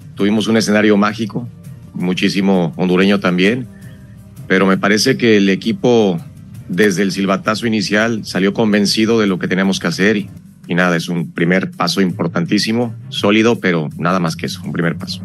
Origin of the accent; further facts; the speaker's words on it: Mexico; somos mexicanos